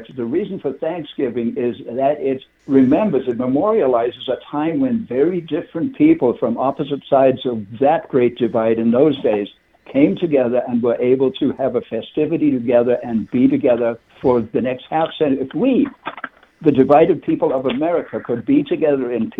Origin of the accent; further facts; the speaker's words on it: England, United Kingdom; I'm an Englishman